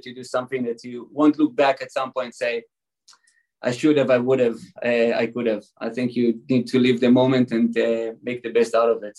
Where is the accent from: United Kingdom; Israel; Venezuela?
Israel; English is a second language; now in California, United States; You can probably hear from my accent, I wasn't born in California exactly. I don't know how, I can't get rid of my accent. So I was born and raised in Israel.